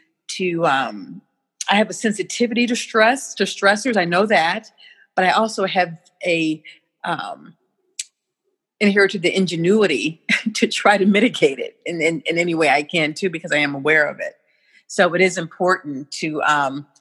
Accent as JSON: {"language": "English", "town": "St. Louis", "region": "Missouri", "country": "United States", "tie": "born or raised there", "said": "My roots are in St. Louis, Missouri"}